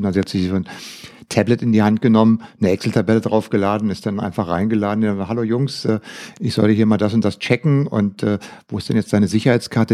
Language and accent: German; Germany; bei uns in Deutschland